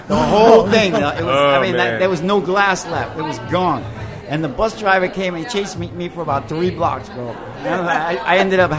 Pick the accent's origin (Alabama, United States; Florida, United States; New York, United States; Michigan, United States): New York, United States; New York City; I grew up on the FDR. Well, I lived near the FDR when I grew up in the Jacob Reese houses.